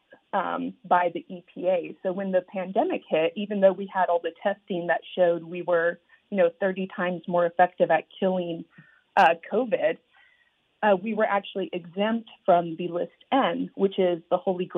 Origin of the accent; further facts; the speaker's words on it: Idaho, United States; I was raised up in Idaho